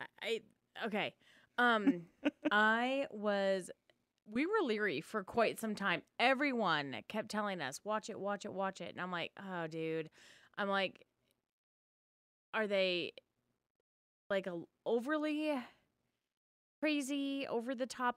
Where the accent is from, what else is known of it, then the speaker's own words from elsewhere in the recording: Spokane, Washington, United States; where I grew up in Spokane